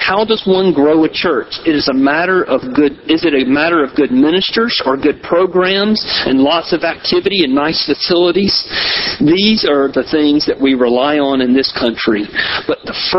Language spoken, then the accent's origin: English; Palmetto, Georgia, United States; moved away; I grew up in Palmetto, Georgia, out in the country.